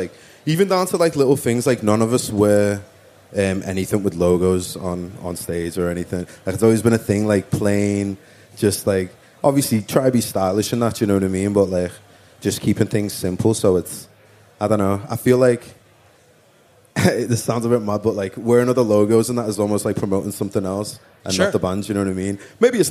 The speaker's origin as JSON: {"language": "English", "town": "Liverpool", "region": "North West England", "country": "United Kingdom", "tie": "born or raised there", "also_born_or_lived": "London", "said": "I lived in London for a little bit, but that was when I was like a toddler. {S4} Okay. {S7} And then we moved back to Liverpool. So, yeah. Grew up in Toxteth in Liverpool."}